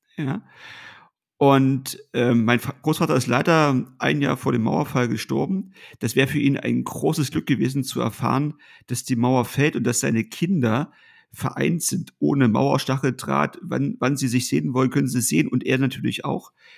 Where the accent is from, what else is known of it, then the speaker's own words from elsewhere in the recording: Ortrand, Brandenburg, Germany; in meiner Heimatstadt in Ortrand äh, als 13, 14 oder 15-jähriger Schüler